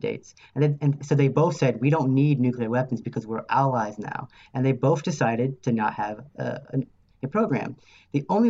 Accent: United States; I am an American citizen

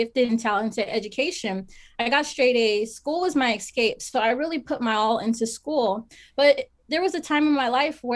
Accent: Las Vegas, Nevada, United States; I'm originally born and raised in Vegas

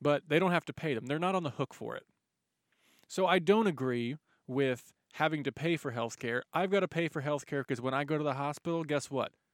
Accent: United States; also born or lived in Dallas, Texas; us as American citizens

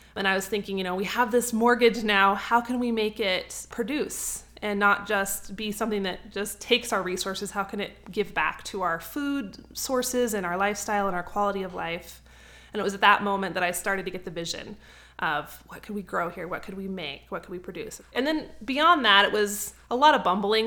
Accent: North Idaho, United States; moved away as an adult; also born or lived in Cheyenne, Wyoming; So I was originally from North Idaho. I moved all the way down to Cheyenne, about twelve hundred miles to go to school

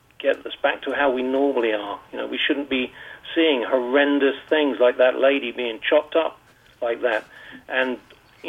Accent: Hastings, South East England, United Kingdom; accent: UK accent; now in Bermuda; I was born in Hastings in Sussex in the south.

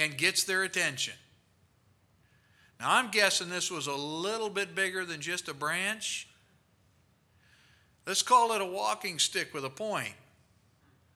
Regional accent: Rockford, Illinois, United States; I was from Rockford, Illinois

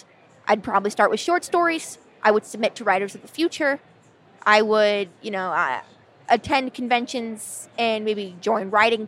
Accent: California, United States; accent: Californian; That's my Cali girl accent. There's a reason I trained it out of my voice.

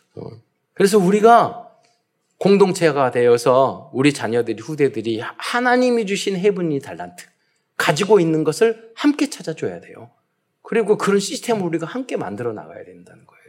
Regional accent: South Korea

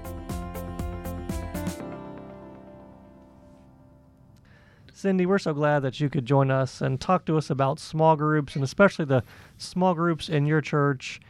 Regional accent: the Bible Belt, United States; I'm from the Bible Belt

